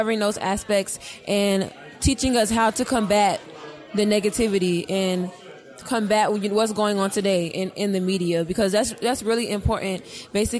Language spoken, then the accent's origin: English; Orlando, Florida, United States; I'm from Orlando, Florida